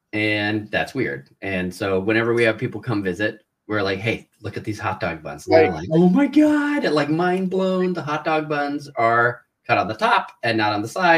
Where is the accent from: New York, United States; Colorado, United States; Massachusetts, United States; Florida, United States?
Colorado, United States; Denver; born or raised there